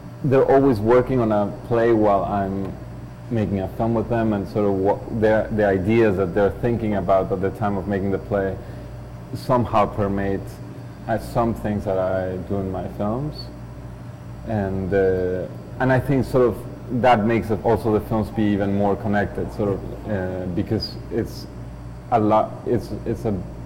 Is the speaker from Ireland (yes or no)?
no; Mexico; moved away as an adult; now in Canada; I'm Mexican and I'm Canadian